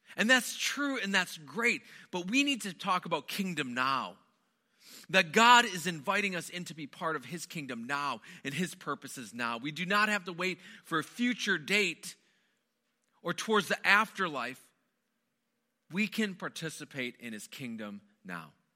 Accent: Wisconsin, United States; moved away; I grew up in the Midwest. Most of my growing up was spent within the borders of Wisconsin

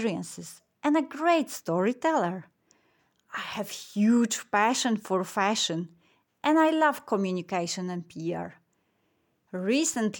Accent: Warsaw, Masovian Voivodeship, Poland; I'm from Warsaw in Poland.

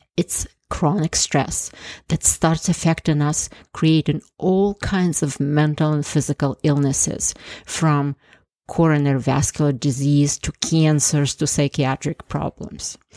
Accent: Ukraine; moved away as an adult; also born or lived in Canada; now in United States; I was born in Ukraine and lived there for 26 years before immigrating to the US almost 30 years ago.

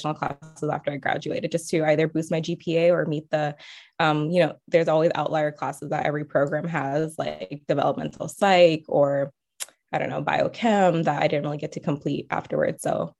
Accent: California, United States; moved away as an adult; now in Oregon, United States; because I'm from California.

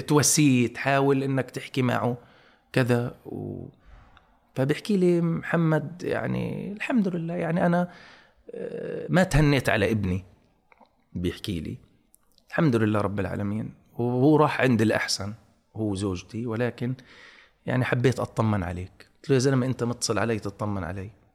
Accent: Gaza, Gaza Strip, Palestine; moved away; انا ابن غزه

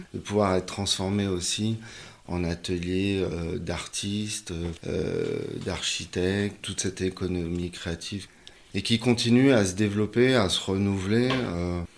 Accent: Paris, Île-de-France, France; je suis parisien, je suis né euh, à, Paris euh, dans le 18e, j'ai vécu dans le, dans le 20e

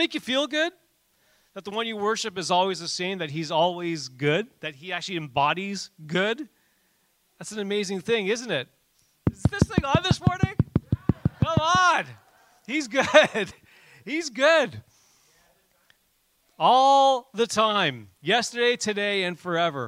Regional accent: Canada; we're Canadian

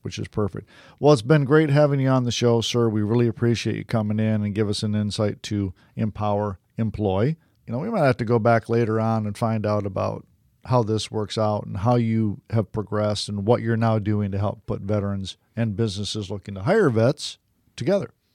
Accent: Detroit, Michigan, United States; now in Florida, United States; I'm originally from Detroit

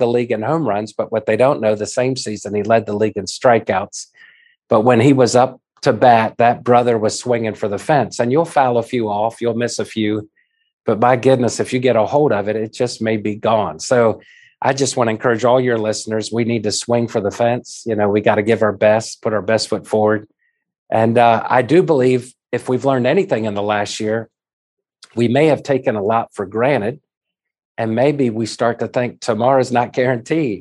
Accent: Washington, United States; also born or lived in Maryland; I was born and raised in the D.C., Maryland area, and I grew up literally around the halls of Congress

